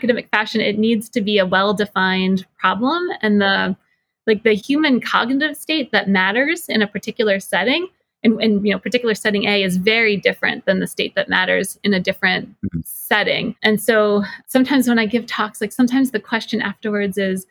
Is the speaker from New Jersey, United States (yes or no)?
yes; New Jersey, United States; now in Boston, United States; I'm originally from New Jersey